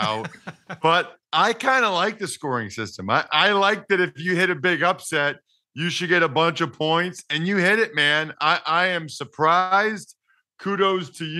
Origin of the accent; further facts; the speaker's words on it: Reading, Pennsylvania, United States; Reading, Pennsylvania. My hometown